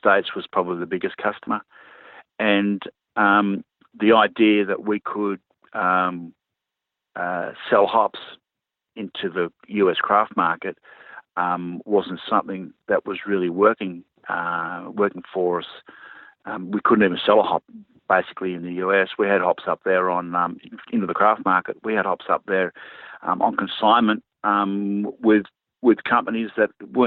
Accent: Sydney, New South Wales, Australia; moved away as an adult; now in New Zealand; I grew up in Sydney.

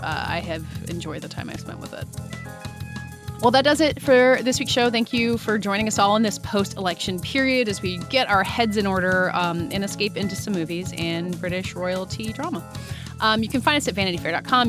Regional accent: United States

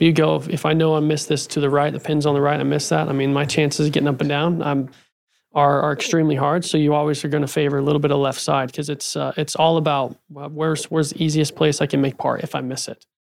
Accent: Utah, United States; also born or lived in Arizona; now in Scottsdale, United States; I was born in Utah and grew up playing junior golf with Tony

